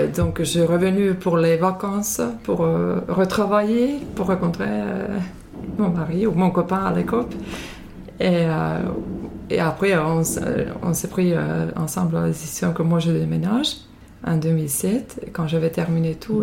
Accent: Finland; French is a second language; moved away as an adult; now in France; Je viens de Finlande, euh, là j'habite depuis 16 ans en France

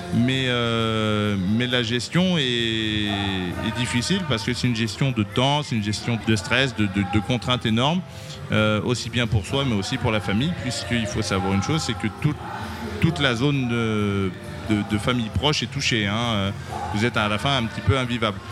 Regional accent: Berry, Centre-Val de Loire, France; Je suis originaire du Berry.

